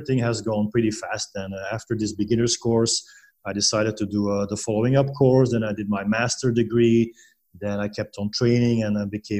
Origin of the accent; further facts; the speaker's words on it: Belgium; moved away as an adult; now in Panglao, Philippines; I'm originally from Belgium